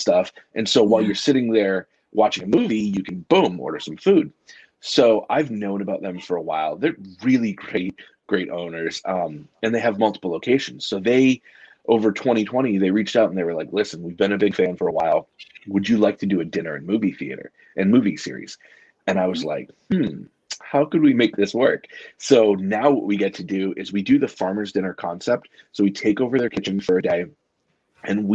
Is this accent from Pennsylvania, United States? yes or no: no; New Hampshire, United States; growing up in New Hampshire